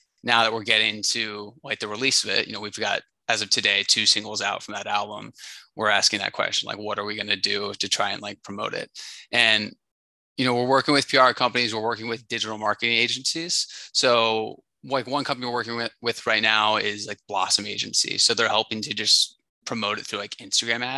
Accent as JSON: {"language": "English", "region": "North Carolina", "country": "United States", "moved": "yes", "lives_now": "New York, United States", "said": "I'm originally from North Carolina"}